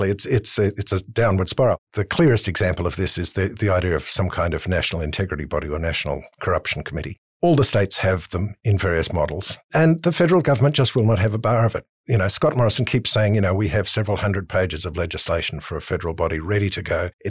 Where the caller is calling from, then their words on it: Manly, New South Wales, Australia; from Manly.